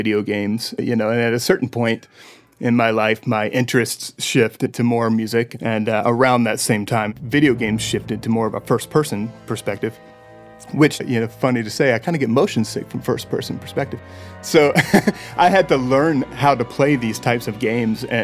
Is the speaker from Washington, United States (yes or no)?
no; Mechanicsville, Virginia, United States; also born or lived in Richmond, Virginia; So I was born in Richmond, Virginia, and then shortly after that, my family moved to a small town just outside of Richmond called Mechanicsville